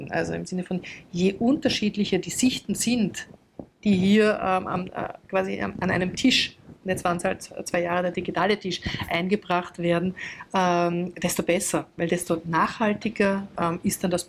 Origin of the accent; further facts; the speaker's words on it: Austria; die jetzt bei uns in Österreich eh schon über 50 Prozent